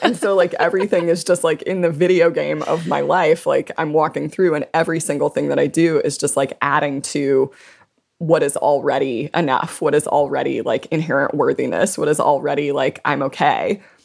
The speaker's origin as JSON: {"language": "English", "region": "South Louisiana", "country": "United States", "tie": "born or raised there", "said": "I was born and raised in South Louisiana. I live in New Orleans"}